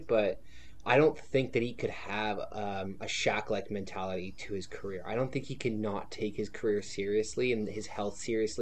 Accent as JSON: {"language": "English", "country": "Canada", "said": "being a Canadian."}